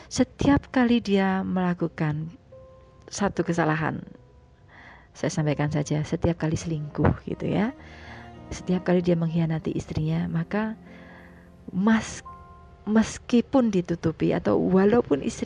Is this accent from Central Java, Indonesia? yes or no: yes; Semarang, Central Java, Indonesia; moved away as an adult; now in Jakarta, Indonesia; saya pulang ke ke kampung halaman saya mudik gitu ya ke Jawa dan sebelum siaran saya pulangnya naik kereta pagi jadi dari Semarang